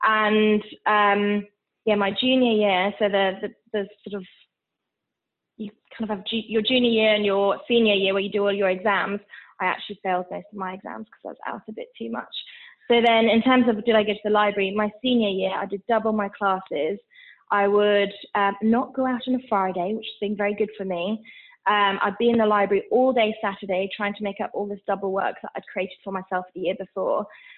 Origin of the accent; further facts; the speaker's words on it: Switzerland; So I was actually born and raised in Switzerland, but both my parents are British. They're actually from the Northeast. Not that I think you can tell from my accent.